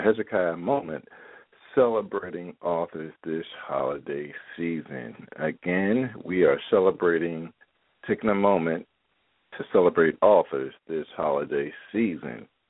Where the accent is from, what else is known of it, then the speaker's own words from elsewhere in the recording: Philadelphia, Pennsylvania, United States; moved away; also born or lived in Baltimore; ever since I was a little boy growing up in Philadelphia